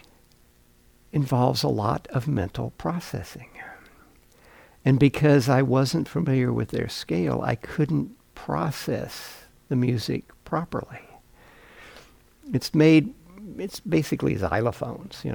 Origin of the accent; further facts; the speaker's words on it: Mississippi, United States; When I was a kid, I grew up in Mississippi